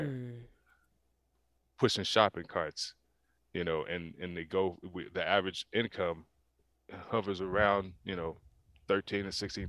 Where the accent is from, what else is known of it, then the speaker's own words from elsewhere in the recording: Pensacola, Florida, United States; I grew up in Pensacola, Florida